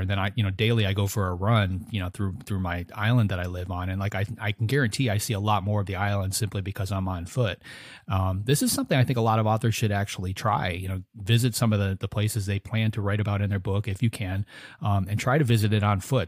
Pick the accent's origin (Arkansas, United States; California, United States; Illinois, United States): Illinois, United States; outside of Chicago; I grew up outside of Chicago as a kid